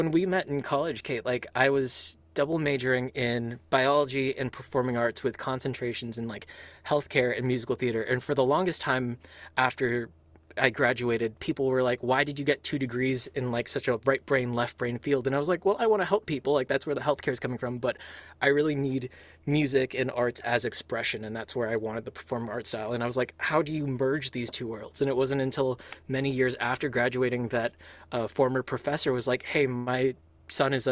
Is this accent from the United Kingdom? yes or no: no; Philippines; I was raised Catholic um, because my my I'm Filipino in culture and upbringing